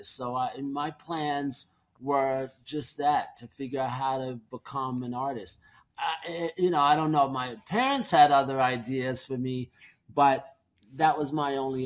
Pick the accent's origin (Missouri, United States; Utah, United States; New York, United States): New York, United States; New York City; being a New Yorker